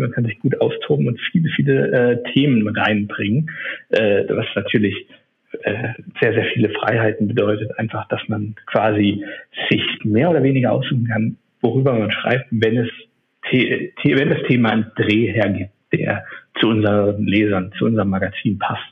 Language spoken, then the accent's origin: German; Neuwied, Rhineland-Palatinate, Germany; moved away as an adult; also born or lived in Munich; now in Berlin, Germany; bin aber eigentlich aus dem Rheinland, komme aus äh, dem schönen Städtchen Neuwied